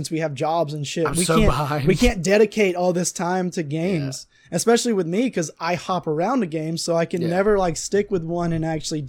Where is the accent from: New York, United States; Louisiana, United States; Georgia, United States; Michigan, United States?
Georgia, United States; South; accent: Southern; it's probably because we're fighting back our Southern accent.